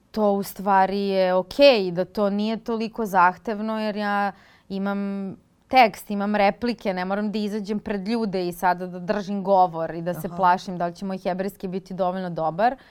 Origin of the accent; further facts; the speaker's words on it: Belgrade, Serbia; moved away as an adult; also born or lived in Israel; ja sam glumica iz Beograda